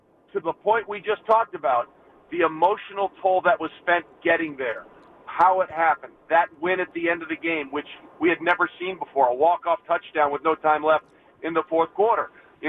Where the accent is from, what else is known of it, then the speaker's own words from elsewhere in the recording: East Coast, United States; I grew up in the East Coast.